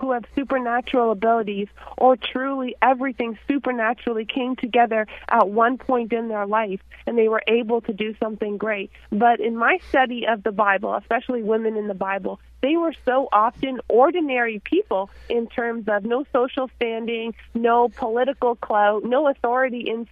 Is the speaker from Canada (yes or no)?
yes; Canada; I'm a Canadian